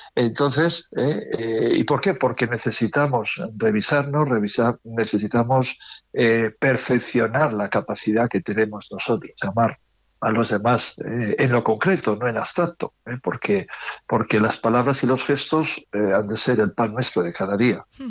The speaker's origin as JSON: {"language": "Spanish", "area": "Las Merindades, near Villarcayo", "region": "Castile and León", "country": "Spain", "moved": "yes", "lives_now": "Burgos, Spain", "said": "mi pueblo, en eh, está, dedicada, exactamente, a las Merindades, cerca de Villarcayo"}